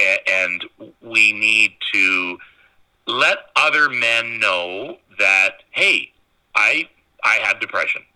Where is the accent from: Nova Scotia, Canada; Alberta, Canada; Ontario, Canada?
Ontario, Canada; North Bay; I grew up in North Bay.